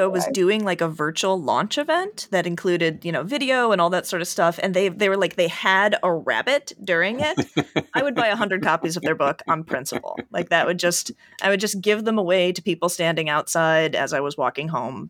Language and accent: English; Midwest, United States; now in Chicago, United States; I'm from the Midwest and grew up in the late 80s and early 90s